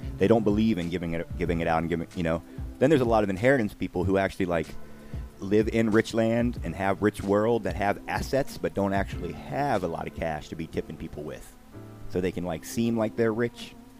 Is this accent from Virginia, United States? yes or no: yes; Virginia, United States; I'm from Virginia.